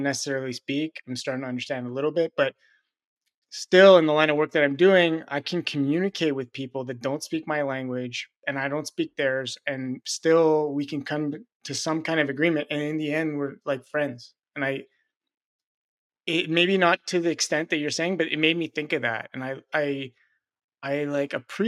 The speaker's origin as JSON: {"language": "English", "region": "Quebec", "country": "Canada", "moved": "yes", "said": "coming from Quebec"}